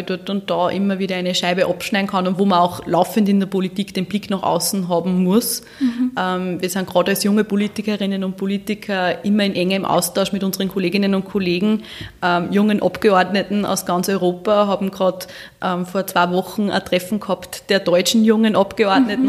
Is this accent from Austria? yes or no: yes; Walding, Urfahr-Umgebung district, Upper Austria, Austria; bin auf einem Bauernhof groß geworden in Weiding im Bezirk mhm. Urf Umgebung